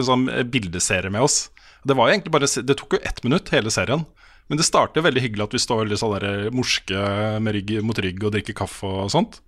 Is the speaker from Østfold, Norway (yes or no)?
yes; Østfold, Norway; Jeg kommer fra Østfold